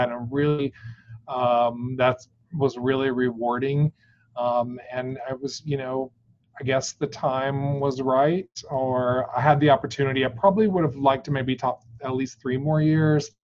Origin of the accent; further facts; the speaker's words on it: Texas, United States; moved away; also born or lived in Orlando, Florida; I'm originally from Texas. And so I um, moved back um, about 10 years ago.